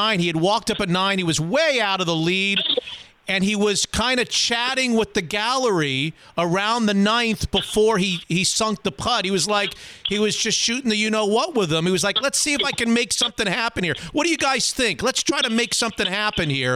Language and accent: English; North Palm Beach, Florida, United States; moved away as an adult; also born or lived in Syracuse, New York / Washington, D.C.; now in Seattle, United States; I grew up in North Palm Beach, Florida